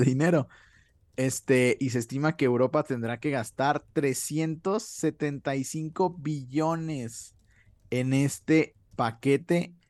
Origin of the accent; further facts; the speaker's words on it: Mexico; nosotros que somos, pues, de México